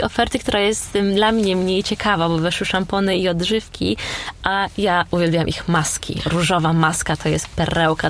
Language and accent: Polish; Poland; now in London, United Kingdom; Ja ciągle w Polsce dostawałam pytania o moje pochodzenie, czy ja na pewno jestem z Polski